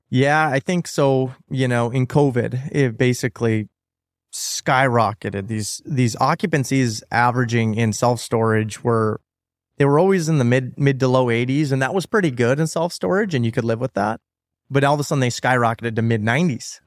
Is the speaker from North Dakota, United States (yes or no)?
yes; North Dakota, United States; I'm from North Dakota